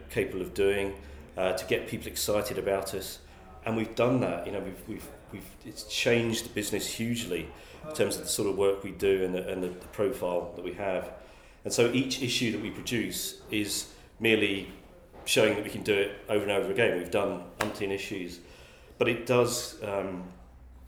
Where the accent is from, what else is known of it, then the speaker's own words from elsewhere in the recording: Essex, East of England, United Kingdom; also born or lived in Scotland; I grew up in Essex